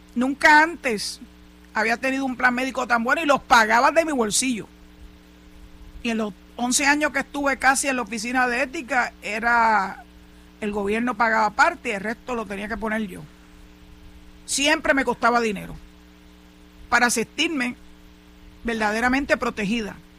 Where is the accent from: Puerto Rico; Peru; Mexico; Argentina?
Puerto Rico